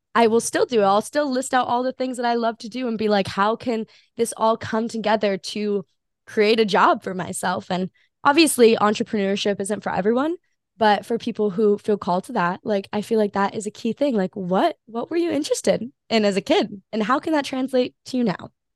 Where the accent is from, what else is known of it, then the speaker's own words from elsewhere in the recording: Hawaii, United States; I'm born and raised in Hawaii